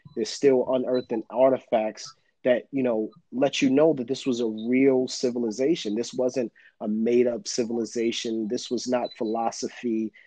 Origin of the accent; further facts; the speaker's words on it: New York City, New York, United States; growing up in Brooklyn, you know what I mean. In the the '80s and '90s was you know a really you know it was hard to grow up in in, in New York and Brooklyn